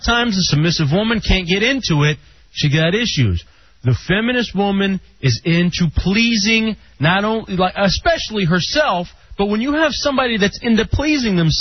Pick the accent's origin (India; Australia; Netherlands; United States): United States; Texas; moved away; I'm from Texas, too. I'm going home.